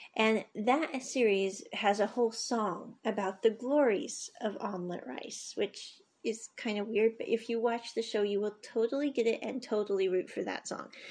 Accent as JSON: {"language": "English", "country": "United States", "tie": "born or raised there", "said": "I grew up in the States"}